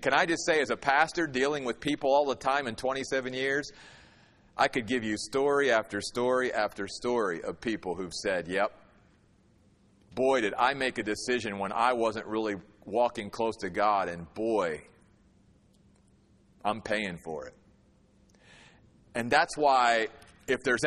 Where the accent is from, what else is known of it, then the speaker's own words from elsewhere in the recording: United States; as an American